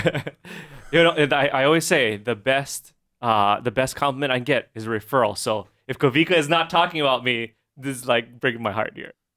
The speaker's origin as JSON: {"language": "English", "town": "Honolulu", "region": "Hawaii", "country": "United States", "tie": "born or raised there", "lives_now": "Kailua, United States", "said": "grew up Manoa side"}